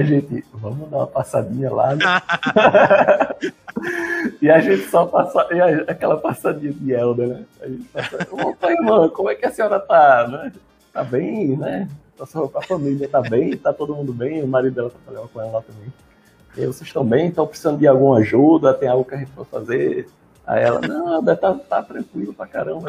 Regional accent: Recife, Pernambuco, Brazil; also born or lived in São Paulo; eu sou, sou, de Recife

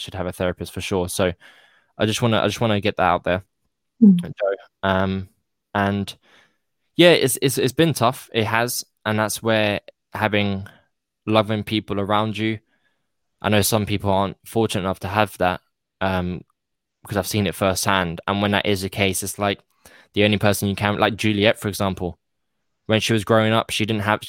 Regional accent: United Kingdom; I'm British

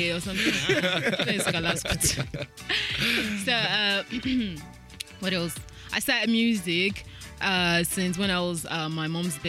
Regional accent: Ogun State, Nigeria; Yeah, I'm a Muslim. I hail from Ogun State. I'm a Yoruba girl.

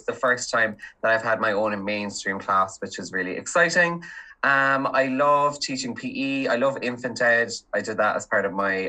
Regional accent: County Kerry, Munster, Ireland; moved away as an adult; now in County Cork, Ireland; Yeah, so I'm from Kerry, lived there basically all my life nearly.

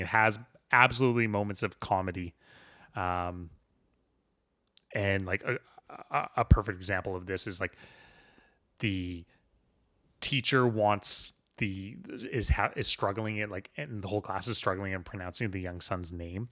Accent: Vancouver, British Columbia, Canada; I come from the Vancouver background

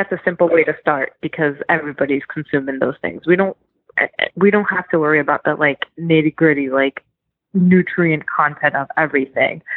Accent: Philadelphia, Pennsylvania, United States; me growing up in Philadelphia

